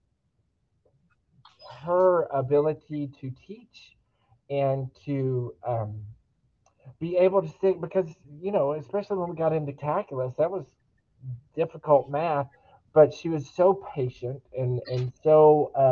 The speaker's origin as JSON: {"language": "English", "town": "Daingerfield", "region": "Texas", "country": "United States", "tie": "born or raised there", "said": "I grew up in Dangerfield, Texas, a small 3A school district at the time"}